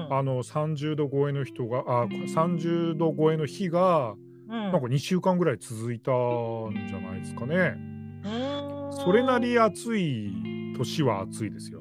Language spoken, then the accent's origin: Japanese; Kushiro, Hokkaido, Japan; now in Sapporo, Japan; 私と浩太さんの生まれ故郷のあの北海道東部釧路